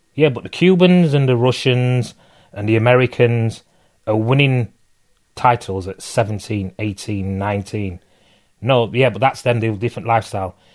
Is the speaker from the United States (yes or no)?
no; Bradford, Yorkshire and the Humber, United Kingdom; I grew up in Bradford, which is West Yorkshire, next to Leeds